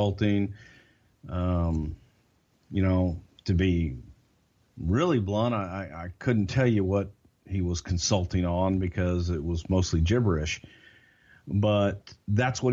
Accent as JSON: {"language": "English", "region": "Texas", "country": "United States", "said": "I'm a Southerner. I'm from Texas."}